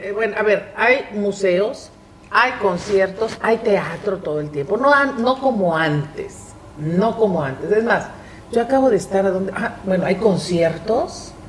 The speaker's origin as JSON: {"language": "Spanish", "town": "Monterrey", "region": "Nuevo León", "country": "Mexico", "tie": "born or raised there", "said": "yo que soy una regiomontana de cepa"}